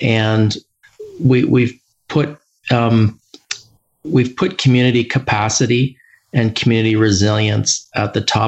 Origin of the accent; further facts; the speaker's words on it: London, Ontario, Canada; I am a Londoner, born and raised, and I've been in London, Ontario my entire life.